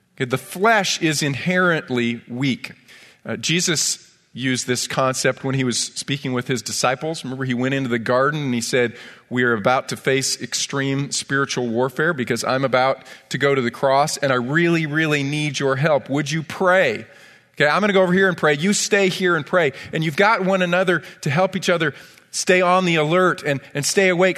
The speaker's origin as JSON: {"language": "English", "town": "Ithaca", "region": "New York", "country": "United States", "tie": "born or raised there", "said": "I grew up in Ithaca, New York"}